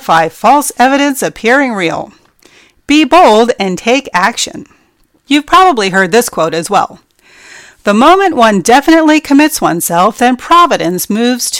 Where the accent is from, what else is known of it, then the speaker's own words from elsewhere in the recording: New Jersey, United States; moved away; I grew up in New Jersey